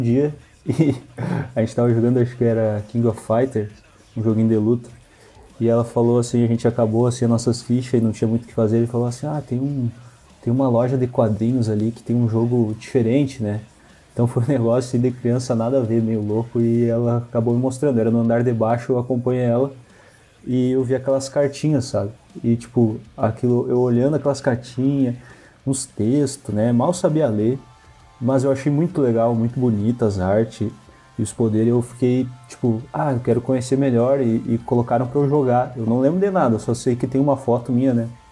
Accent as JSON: {"language": "Portuguese", "town": "Santa Maria", "region": "Rio Grande do Sul", "country": "Brazil", "said": "sou de Santa Maria, Rio Grande do Sul"}